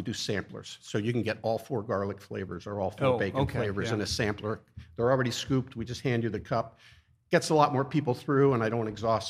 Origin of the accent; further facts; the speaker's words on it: Wilson, Pennsylvania, United States; moved away as an adult; also born or lived in Maryland; now in Easton, United States; Born in 61, born and raised in Wilson, went to Wilson High, class of 79.